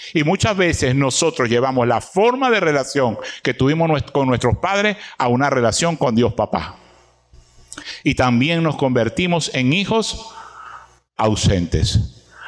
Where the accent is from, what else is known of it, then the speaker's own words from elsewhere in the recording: Venezuela; nosotros los venezolanos